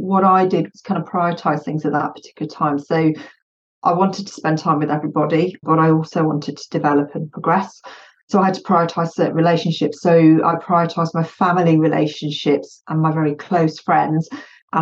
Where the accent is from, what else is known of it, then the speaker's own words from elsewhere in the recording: United Kingdom; English is a second language; I'm UK born and bred, but my family is Bosnian